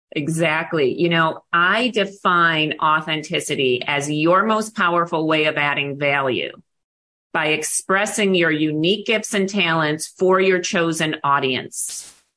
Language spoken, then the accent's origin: English; Buffalo, New York, United States; moved away as an adult; now in Arizona, United States; I grew up in Buffalo, New York